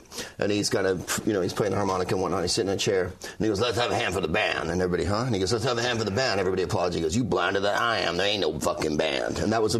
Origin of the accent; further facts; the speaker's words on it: California, United States; I'm from the Bay Area.